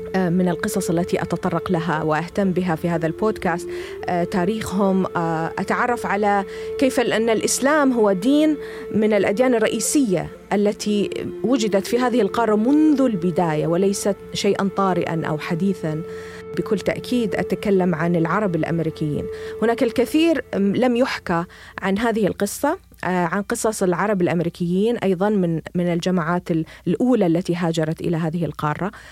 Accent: Bahrain; moved away as an adult; now in United States; أنا بحرينية. آم، قضيت ربما النصف الأول من حياتي في، في ب-، في جزيرة صغيرة لطيفة هي البحرين

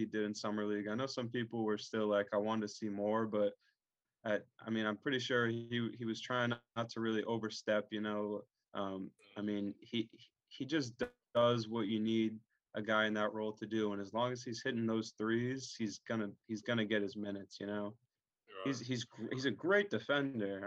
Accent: Massachusetts, United States; growing up in Massachusetts

